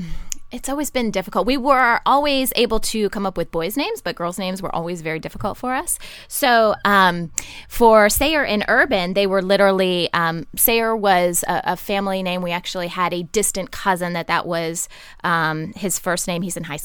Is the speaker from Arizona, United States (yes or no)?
no; Ohio, United States; moved away; I'm originally from Ohio, and I went to Ohio State.